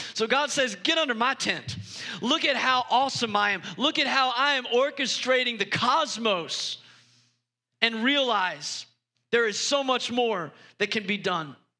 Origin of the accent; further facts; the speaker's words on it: United States; us as, as American Christians